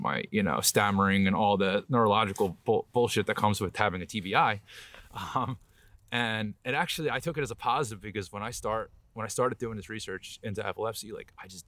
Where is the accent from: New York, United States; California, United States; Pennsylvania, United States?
Pennsylvania, United States; Philadelphia; moved away as an adult; now in New Jersey, United States; we both grew up, we're city boys. We're both from Philly. We went to grade school together, high school together, graduated together.